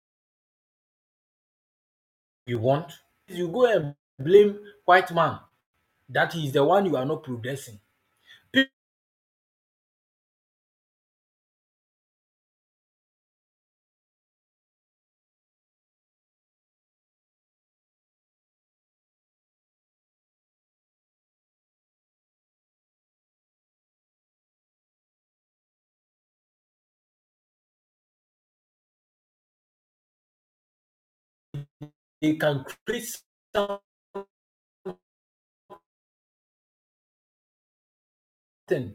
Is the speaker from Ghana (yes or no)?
yes; Ghana; English is a second language; as a Ghanaian